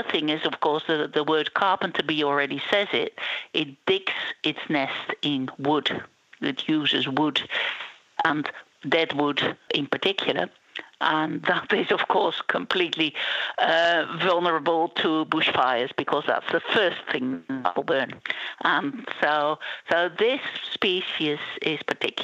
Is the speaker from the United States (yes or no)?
no; Netherlands; moved away; also born or lived in Israel; I am from Holland originally, and I did my PhD on a carpenter bee species in Israel.